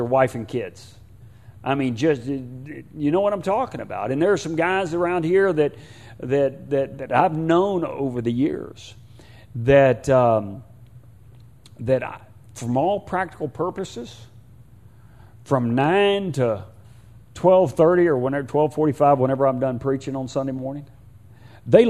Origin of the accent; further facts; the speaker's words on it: Houston, Texas, United States; I'm from Houston, and I am from Houston